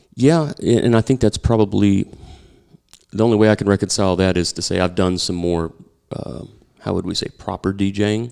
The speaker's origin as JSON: {"language": "English", "region": "Oklahoma", "country": "United States", "also_born_or_lived": "Louisville, Kentucky", "moved": "yes", "said": "I'm from Oklahoma"}